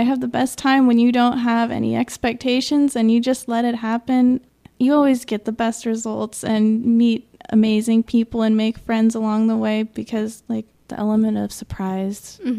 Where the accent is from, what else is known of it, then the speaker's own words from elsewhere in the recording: Napa, California, United States; also born or lived in Santa Cruz, California; I grew up in Napa, California